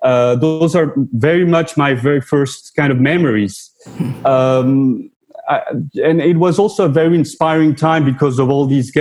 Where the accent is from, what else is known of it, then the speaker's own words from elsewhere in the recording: Mexico; also born or lived in New York / France; I was born in New York. My mother is Mexican, my father French, and I spent time in the three countries, actually. And without that childhood that you mentioned that I spent in Mexico, I wouldn't be the person or the artist I am today.